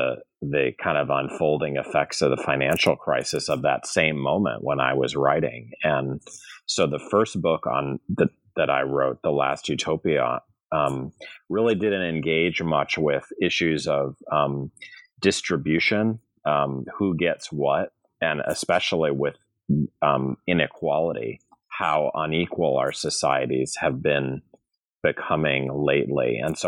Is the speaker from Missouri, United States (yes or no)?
yes; St. Louis, Missouri, United States; I'm from St. Louis, Missouri, and I've been part of the academy for 20 years now, teaching at various schools.